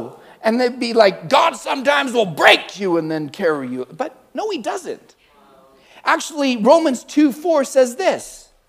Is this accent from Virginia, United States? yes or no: no; California, United States; Like, I'm from Cali.